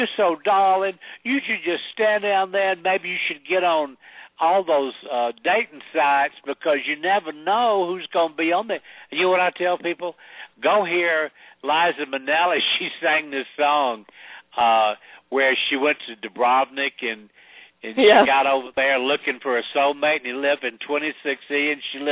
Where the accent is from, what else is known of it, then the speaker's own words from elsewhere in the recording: the South, United States; also born or lived in Sedona, Arizona; I'm from the South